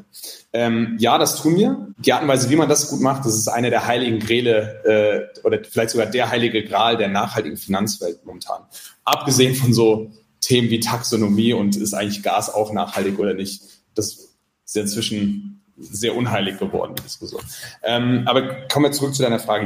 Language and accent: German; Mainz, Rhineland-Palatinate, Germany; also born or lived in Santiago, Chile; now in Zurich, Switzerland; ich bin ja aus Mainz